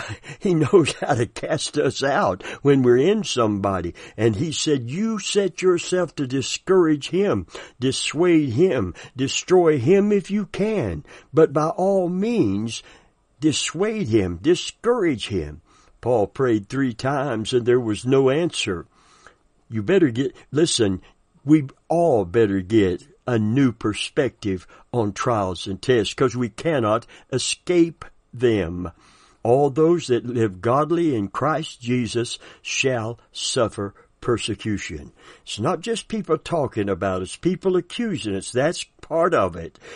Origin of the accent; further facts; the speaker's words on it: the South, United States; I'm from the South